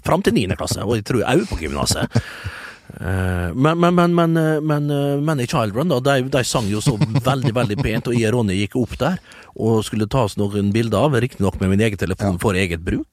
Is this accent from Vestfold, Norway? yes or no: no; Vestnes, Møre og Romsdal, Norway; jeg kommer jo fra en gammel skipsbyggerkommune, eh, og vi bygger jo båter som det er stand etter den dag i dag. En utrolig stolt uh, skipskultur, uh, tradisjon, uh, oppe med oss på Vestnes